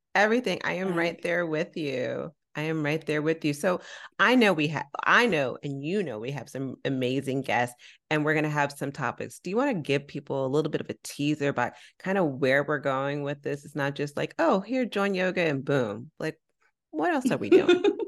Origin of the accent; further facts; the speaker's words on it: San Francisco, California, United States; I'm from San Francisco